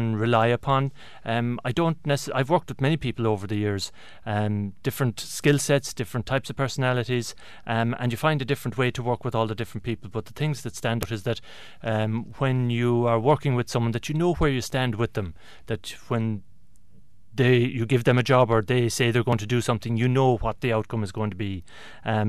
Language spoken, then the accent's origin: English; Tralee, Munster, Ireland; now in Kilkenny, Ireland; we grew up in Tralee in County Kerry